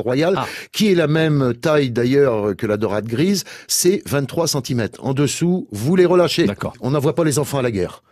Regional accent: Charente-Maritime, Nouvelle-Aquitaine, France; chez nous en Charente-Maritime

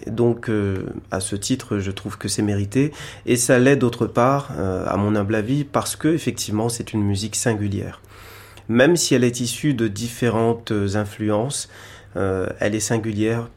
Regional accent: Réunion; je viens de l'île de la Réunion

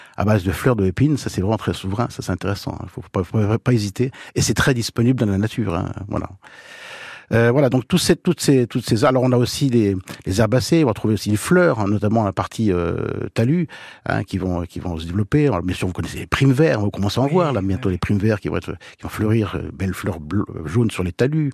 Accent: Manche, Normandy, France; Chez nous, dans la Manche

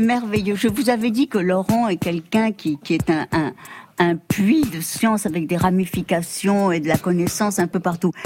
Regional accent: Mexico; moved away; on vient d'ailleurs, moi du Mexique, d'Amérique

